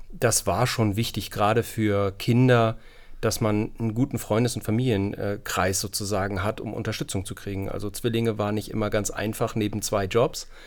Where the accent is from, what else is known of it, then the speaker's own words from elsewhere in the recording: Hamburg, Germany; also born or lived in Kiel / Yorkshire; ich bin in Hamburg aufgewachsen, bin dann nach Kiel gekommen, äh, weil mir das Studium an der Uni Hamburg nicht so gefallen hat